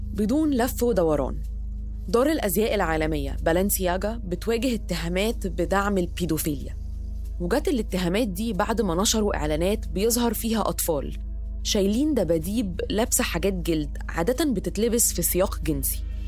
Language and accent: Arabic; Egypt; كمصرية إن إحنا عندنا تراث عريق